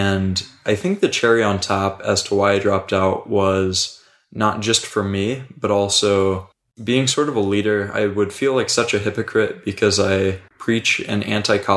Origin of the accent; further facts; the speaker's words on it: Indiana, United States; also born or lived in Hawaii; I grew up in Indiana and then took my undergrad in Hawaii